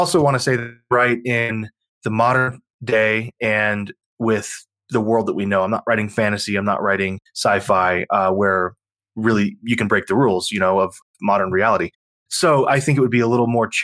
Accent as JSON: {"language": "English", "region": "Texas", "country": "United States", "said": "I'm from Texas"}